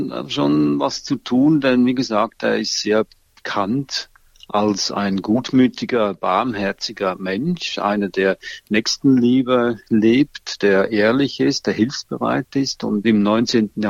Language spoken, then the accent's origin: German; Switzerland; In der Schweiz zum Beispiel, wo ich herkomme, heißt Ruprecht schmutzlig